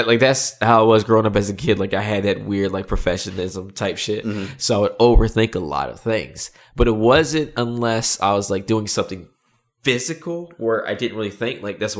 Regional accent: the South, United States; Well, I am from the South. You know, so the hospitality.

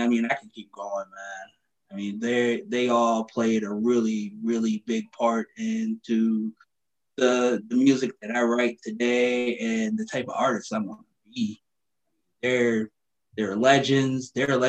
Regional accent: Minnesota, United States; Well, growing up, man, in Minnesota, I kind of grew up everywhere. I bounced around like a basketball.

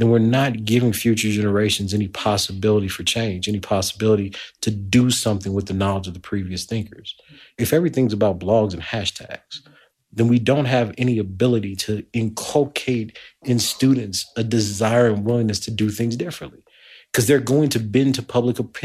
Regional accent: Lake Charles, Louisiana, United States; moved away as an adult; now in Edinburgh, United Kingdom; I came from Lake Charles, Louisiana. I was born at the tail end of segregation in 1979.

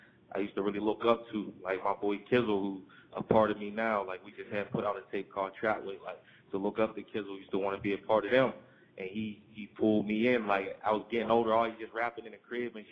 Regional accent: Pittsburgh, Pennsylvania, United States; I'm from Pittsburgh, I'm from P.A., and, like, life growing up, man, I fell victim of the streets.

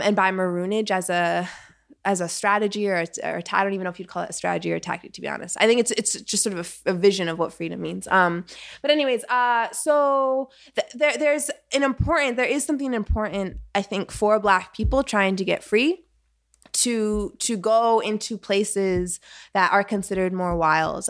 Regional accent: Vermont, United States; I'm from Vermont, Bernie country

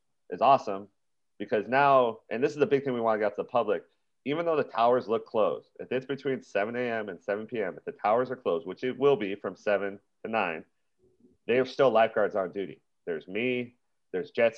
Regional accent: Big Island, Hawaii, United States; moved away; I'm from the Big Island

